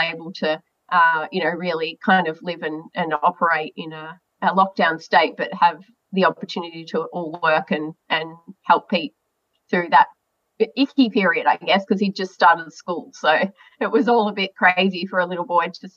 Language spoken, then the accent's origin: English; Melbourne, Victoria, Australia; I grew up right here in Melbourne, only about 400 metres from my parents' house right now doing this interview